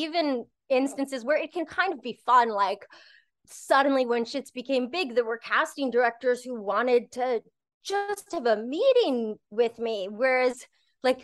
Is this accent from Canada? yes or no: yes; Canada; I'm Canadian, I'm very Canadian